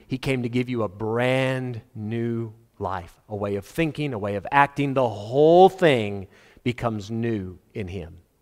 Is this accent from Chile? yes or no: no; South Africa; Ek is 'n boerseun. Regte boerseun. Ek sal 'n boerseun wees my hele lewe.